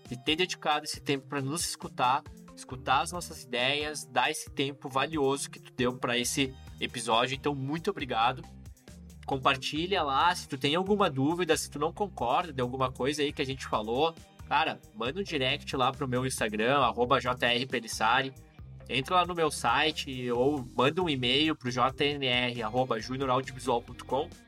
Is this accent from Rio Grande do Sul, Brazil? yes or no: yes; Rio Grande do Sul, Brazil; Sou carnívoro, sou gaúcho, então tu sabe, né?